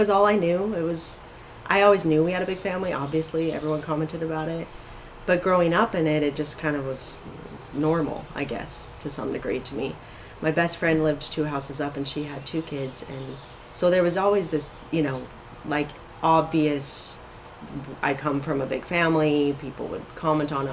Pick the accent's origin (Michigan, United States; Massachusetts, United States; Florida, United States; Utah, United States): Utah, United States; Salt Lake City; moved away as an adult; now in California, United States; I grew up in Salt Lake. Same house my entire life